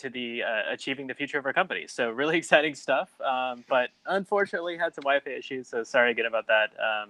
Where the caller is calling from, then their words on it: Florida, United States; Yeah, I'm in Florida right now, kind of North Orlando area.